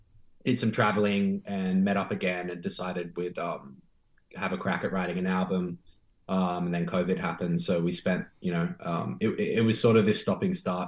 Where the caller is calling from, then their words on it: Sydney, New South Wales, Australia; And I'm tuning in from Sydney, from Gadigal country.